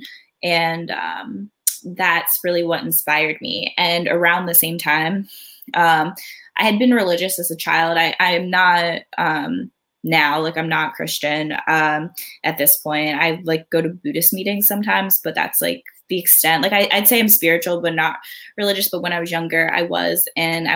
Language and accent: English; outside of Philadelphia, Pennsylvania, United States; also born or lived in Myrtle Beach, South Carolina; we grew up outside of Philadelphia